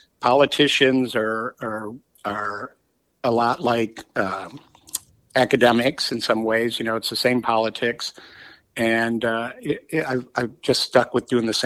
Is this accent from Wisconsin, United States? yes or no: no; Illinois, United States; moved away as an adult; also born or lived in Florida; now in Washington, D.C., United States; worked at little papers, one in LaSalle, Illinois, very close to my hometown.